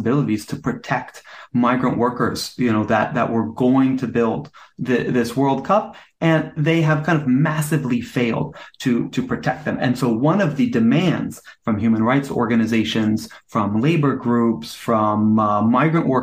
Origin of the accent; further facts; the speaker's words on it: United States; I'm American